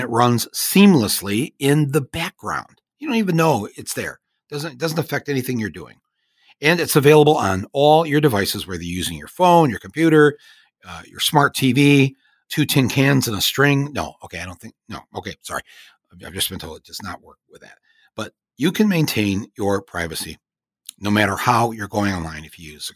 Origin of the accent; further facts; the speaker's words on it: Michigan, United States; white guys I grew up with in Michigan